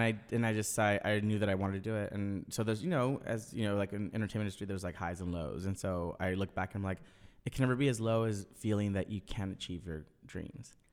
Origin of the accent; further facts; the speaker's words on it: Orange County, California, United States; I grew up in Orange County